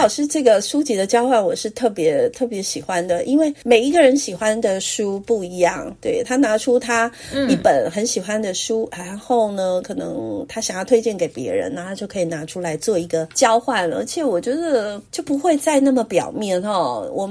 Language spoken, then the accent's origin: Chinese; Taiwan; 为什么我们台湾人都都好像就是糖果？